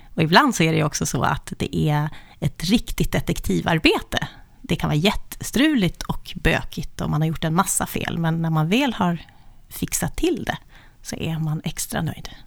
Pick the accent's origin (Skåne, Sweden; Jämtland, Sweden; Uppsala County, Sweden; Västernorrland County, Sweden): Uppsala County, Sweden; Östhammar; now in Uppsala, Sweden; Jag är född i lilla Östhammar, men vid kusten. Kustens pärla, men bor i Uppsala sedan ganska många år tillbaka